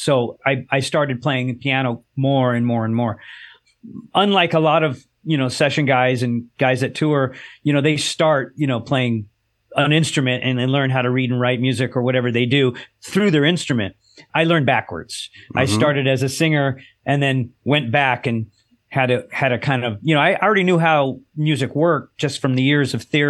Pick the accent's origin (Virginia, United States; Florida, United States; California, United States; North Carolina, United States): California, United States; Los Angeles; I grew up in Southern California, yeah, Los Angeles.